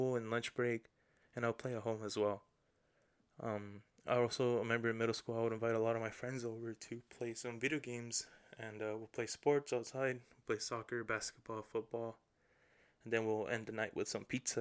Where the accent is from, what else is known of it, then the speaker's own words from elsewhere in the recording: La Puente, California, United States; I was born and raised in La Puente, California